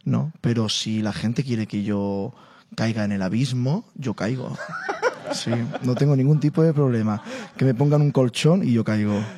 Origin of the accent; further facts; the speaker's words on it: Spain; Llego yo, como español, como flamenco